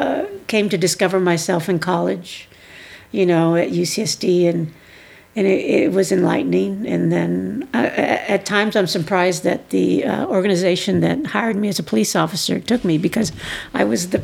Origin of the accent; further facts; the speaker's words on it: Oceanside, California, United States; also born or lived in Puerto Rico; Well, I'm a military brat.